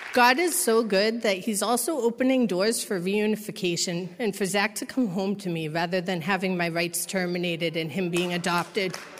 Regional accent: Massachusetts, United States; I'm from Massachusetts

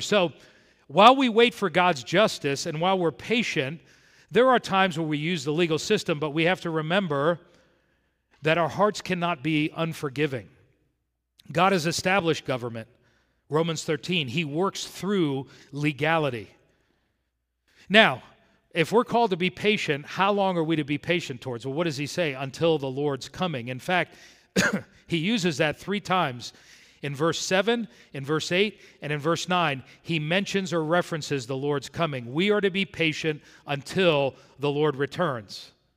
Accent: South Florida, United States; When I grew up in South Florida

